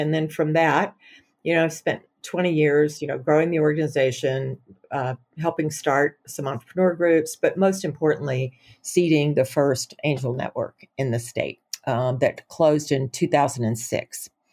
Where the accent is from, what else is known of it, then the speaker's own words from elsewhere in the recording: Auburn, Alabama, United States; now in Montana, United States; I grew up in Auburn, Alabama.